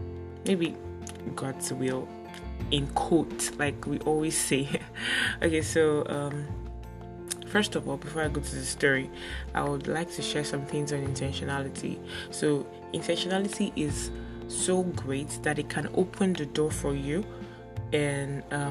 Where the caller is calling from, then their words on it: Lagos, Nigeria; So before I got into OAU, I attended Grimes College here in Lagos. Okay, I'm recording from Lagos, Nigeria.